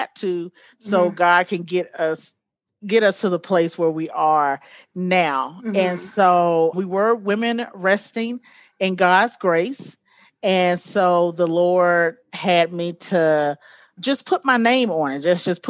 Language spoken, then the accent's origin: English; Montgomery, Alabama, United States; moved away as an adult; now in Colorado, United States; I am originally from Montgomery, Alabama, but I keep saying that I've been in Colorado for about 16 years now.